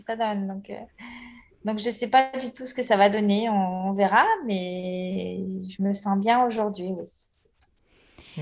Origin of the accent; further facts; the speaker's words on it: Marseille, Provence-Alpes-Côte d'Azur, France; je suis née à Marseille